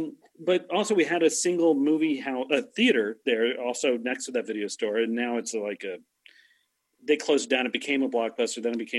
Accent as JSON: {"language": "English", "region": "Maryland", "country": "United States", "tie": "born or raised there", "said": "I was born and raised in Maryland. I'm a Marylander. And so if I talk a little funny, that's probably why. You know, it's just, we tend to slur our words over there."}